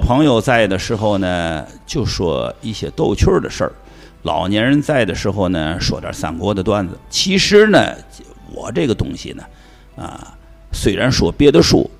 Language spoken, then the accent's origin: Chinese; Tianjin, China; 我也是本乡本土和海河水长大的，啊，天津娃娃